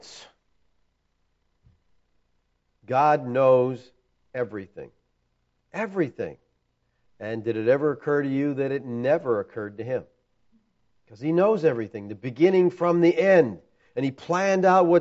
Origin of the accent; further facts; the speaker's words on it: United States; as American Christians